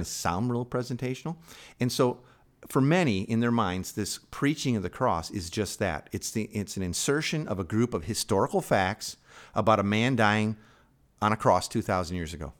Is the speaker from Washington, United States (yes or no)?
no; Chicago, Illinois, United States; moved away; I'm from Chicago originally